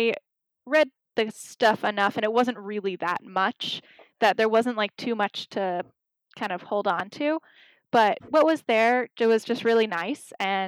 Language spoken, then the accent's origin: English; Northampton, Massachusetts, United States; born or raised there